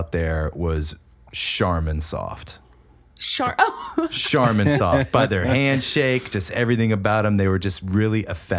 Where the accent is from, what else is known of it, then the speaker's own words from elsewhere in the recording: New York, United States; moved away; And I'm originally from New York. Like, my family's from New York. So we talk loud.